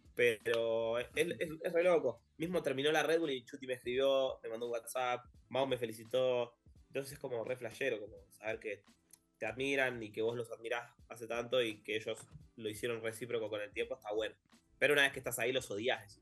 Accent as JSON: {"language": "Spanish", "country": "Argentina"}